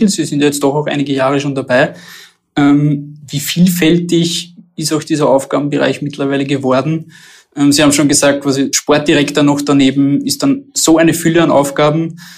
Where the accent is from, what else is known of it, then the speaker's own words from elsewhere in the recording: Austria; Wir haben es jetzt auch bei uns in Österreich natürlich auch mit, mit dem neuen Ligaformat